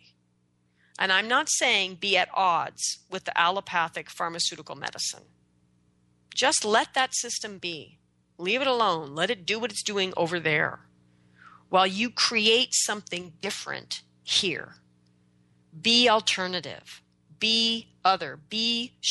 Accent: United States; I'm an American.

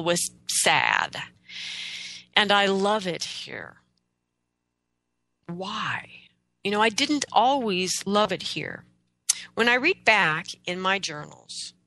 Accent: Oregon, United States; I was born and raised in Oregon, in the Pacific Northwest of the United States.

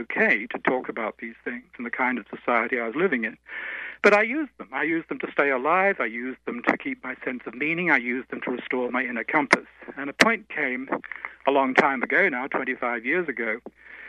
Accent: Australia; I'm just a boy from the bush. I'm an Aussie, as you said. So I grew up in a country with the oldest tradition

